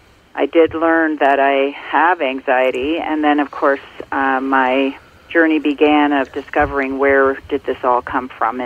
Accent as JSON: {"language": "English", "region": "Ontario", "country": "Canada", "tie": "born or raised there", "said": "I grew up in Ontario, and I now live in Muskoka in Ontario"}